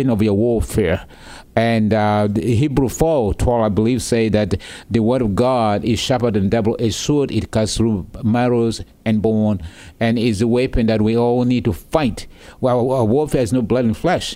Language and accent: English; South Sudan; now in United States; as a young boy growing up in the South Sudanese wilderness